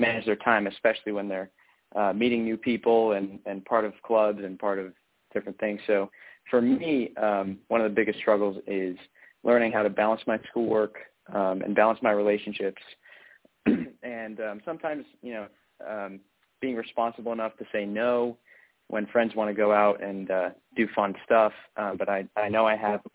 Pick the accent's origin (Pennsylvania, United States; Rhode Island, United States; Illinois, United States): Rhode Island, United States; moved away as an adult; now in Washington, D.C., United States; I'm originally from Rhode Island